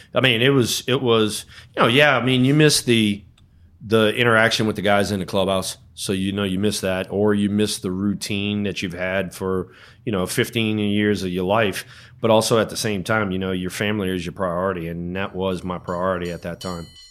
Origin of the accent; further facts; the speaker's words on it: New Orleans, Louisiana, United States; moved away as an adult; also born or lived in Burlingame, California; I came from New Orleans and, uh, you know, so, so being, uh, I guess you wanna say southern